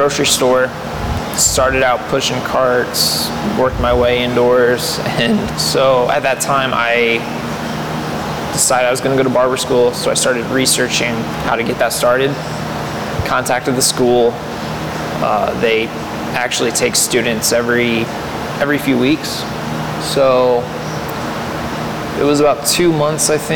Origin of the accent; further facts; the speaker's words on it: Fort Wayne, Indiana, United States; I was born in Fort Wayne, so born and raised here